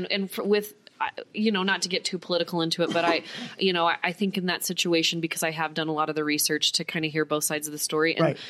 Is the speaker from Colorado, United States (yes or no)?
yes; Colorado, United States; moved away; I'm from Colorado. And so that was my neighborhood in Colorado.